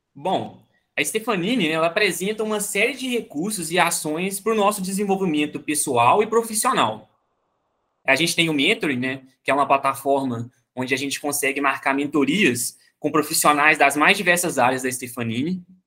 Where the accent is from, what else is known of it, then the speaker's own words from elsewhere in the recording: Itabira, Minas Gerais, Brazil; eu sou de Itabira, Minas Gerais